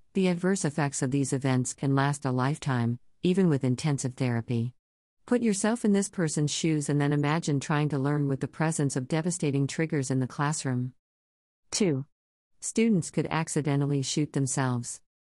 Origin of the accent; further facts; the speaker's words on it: Midwest, United States; growing up in the Midwest